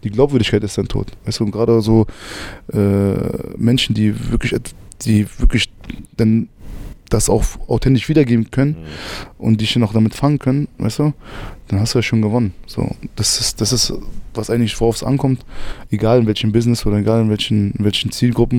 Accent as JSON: {"language": "German", "region": "Berlin", "country": "Germany", "tie": "born or raised there", "said": "Ich bin in Berlin geboren und aufgewachsen."}